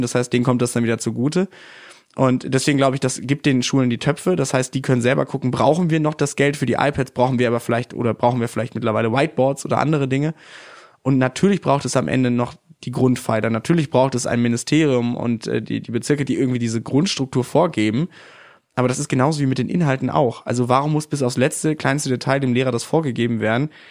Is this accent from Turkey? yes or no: no; North Rhine-Westphalia, Germany; in meiner Heimat Nordrhein-Westfalen